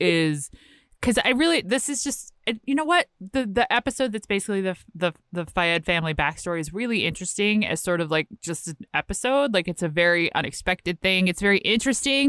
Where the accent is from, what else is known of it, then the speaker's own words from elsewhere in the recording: Virginia, United States; I'm from Virginia